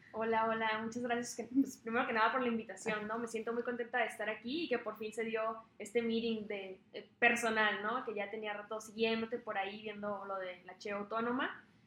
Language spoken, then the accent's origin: Spanish; Tijuana, Baja California, Mexico; yo soy eh, originalmente tijuanense, eh, toda mi familia es de Sonora, yo soy la mm. única nacida aquí en Tijuana. Este, pero me gusta demasiado, tanto haber crecido aquí en Tijuana